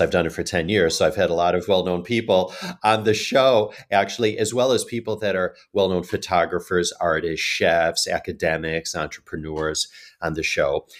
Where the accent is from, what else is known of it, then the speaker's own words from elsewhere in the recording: Chicago, Illinois, United States; moved away as an adult; also born or lived in Asia; now in New York, United States; I'm originally from Chicago